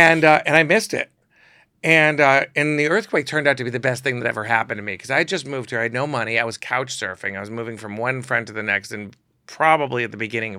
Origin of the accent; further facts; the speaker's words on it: Chicago, Illinois, United States; And I never really felt like I fit in growing up in Chicago. It was very like preppy and square